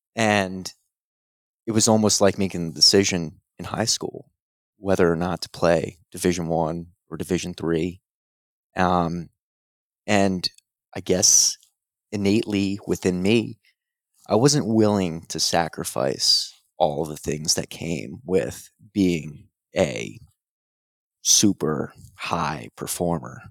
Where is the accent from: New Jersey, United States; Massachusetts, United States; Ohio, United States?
New Jersey, United States; Madison; I grew up in Madison, New Jersey